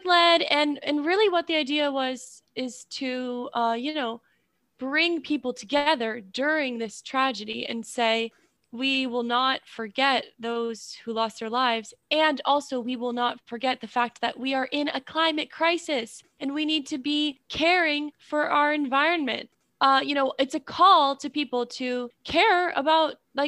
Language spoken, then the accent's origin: English; Newton, United States; I'm from Newton